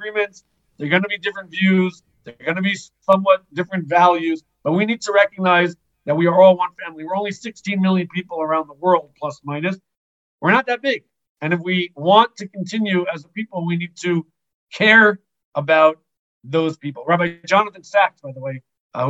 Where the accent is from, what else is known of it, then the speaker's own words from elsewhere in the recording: United States; now in Israel; I grew up in America, live in Israel, consider myself religious Zionist.